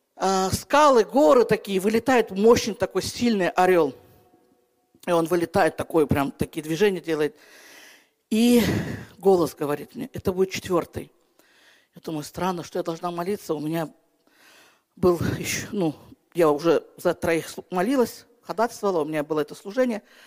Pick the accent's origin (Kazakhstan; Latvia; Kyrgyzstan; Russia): Kyrgyzstan; Я сама из Киргизии